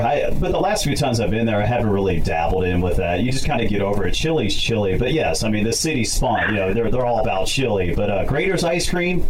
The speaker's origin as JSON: {"language": "English", "town": "Cincinnati", "region": "Ohio", "country": "United States", "tie": "born or raised there", "moved": "yes", "lives_now": "California, United States", "said": "That's just my hometown. I take a lot of pride being from Cincinnati, even though I love living out here in California."}